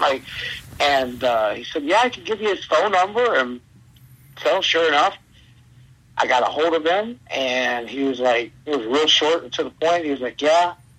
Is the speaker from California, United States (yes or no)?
no; Cleveland, Ohio, United States; I grew up in Cleveland, Ohio, on the near west side